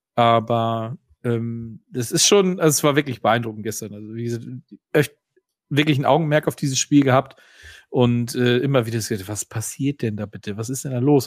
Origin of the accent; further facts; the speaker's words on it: Northern Germany, Germany; hier bei uns im Norden